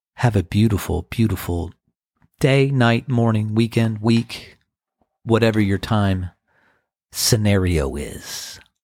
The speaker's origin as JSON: {"language": "English", "town": "Crofton", "region": "Maryland", "country": "United States", "tie": "born or raised there", "said": "when I was a, a teenager growing up in Crofton, Maryland"}